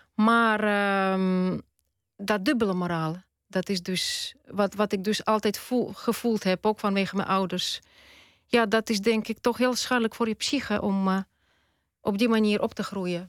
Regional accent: Tallinn, Harju County, Estonia; first language Russian; Dutch is a second language; moved away as an adult; now in Netherlands; Ik ben Tataars, etnisch. Ik ben geboren in Tallinn. En ik ben Russisch-talig opgevoed. Dus Russisch is wel mijn moedertaal

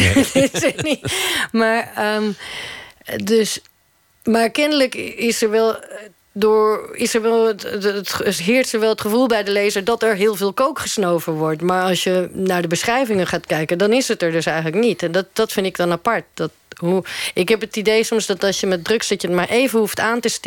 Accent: Netherlands; of als ik als Nederlander in Uruguay kom, dan wil het ook wel eens misgaan.

